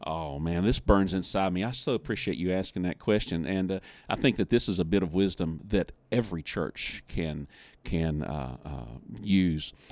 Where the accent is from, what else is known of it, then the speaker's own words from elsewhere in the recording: West Virginia, United States; I'm from West Virginia